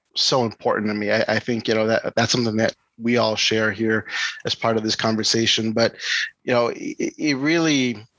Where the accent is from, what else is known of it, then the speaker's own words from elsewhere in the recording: East Palo Alto, California, United States; I grew up in East Palo Alto